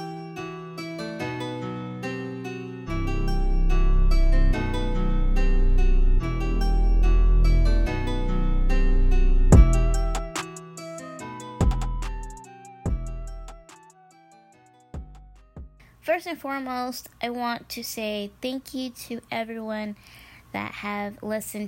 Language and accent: English; Midwest, United States; first language Spanish; English is a second language; I was born and raised in the United States in the Midwest